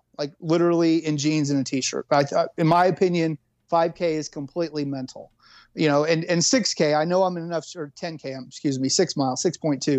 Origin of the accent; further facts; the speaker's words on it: Kansas, United States; Kansas, my home state